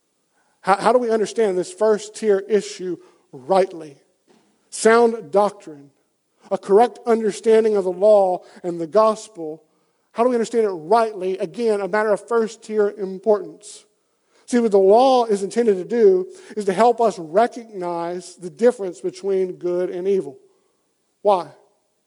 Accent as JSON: {"language": "English", "region": "Deep South", "country": "United States", "tie": "born or raised there", "said": "I grew up, as you can tell by my accent, in the pretty deep South. I grew up down in the South"}